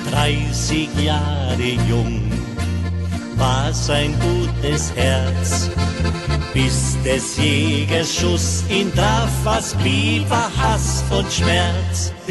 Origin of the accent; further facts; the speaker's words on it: Graz, Styria, Austria; als Grazer, als Stadtmensch kennen wir da überhaupt nicht aus.